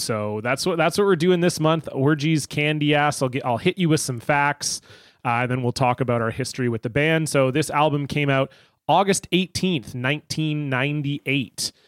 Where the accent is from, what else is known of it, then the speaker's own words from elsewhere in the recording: Canada; I grew up in Canada